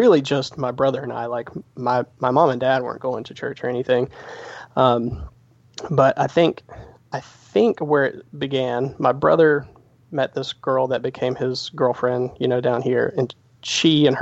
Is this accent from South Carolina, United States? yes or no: yes; South Carolina, United States; accent: slight twang; also born or lived in New Jersey; we moved down here when I was 5 years old.